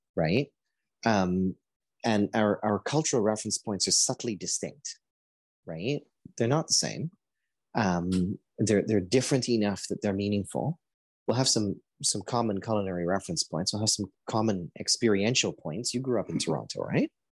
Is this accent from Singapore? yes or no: no; Guyana; now in Canada; I was born in Guyana